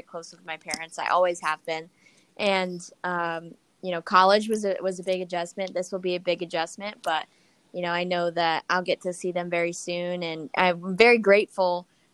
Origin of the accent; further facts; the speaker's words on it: Connecticut, United States; moved away as an adult; also born or lived in Western New York; now in Elmira, United States; I'm originally from Western New York. I moved to Connecticut when I was really little